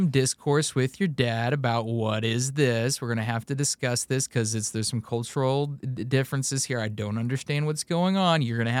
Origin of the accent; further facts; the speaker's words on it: Indiana, United States; also born or lived in Kansas; I'm from Central Indiana for the most part, born in Kansas. Somehow the wind swept me out here, and I've spent all my life really in Central Indiana, aside from that time teaching English in Japan.